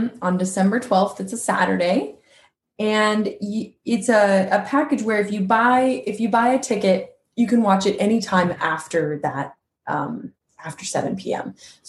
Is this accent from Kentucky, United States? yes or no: no; Quincy, California, United States; moved away; So together with my hometown of Quincy, California